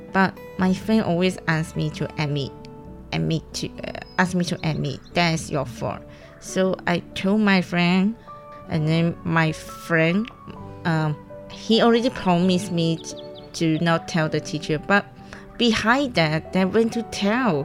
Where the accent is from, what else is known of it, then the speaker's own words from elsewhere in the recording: Perak, Malaysia; English is a second language; moved away as an adult; now in Hualien, Taiwan; I'm from Malaysia Perak, which means after the Penang, under the Penang